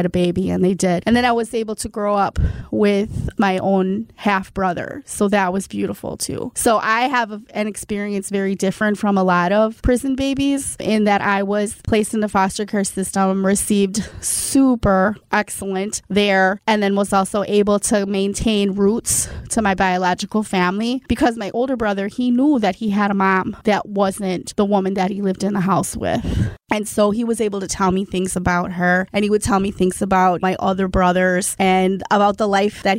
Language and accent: English; South Milwaukee, Wisconsin, United States; I was raised in South Milwaukee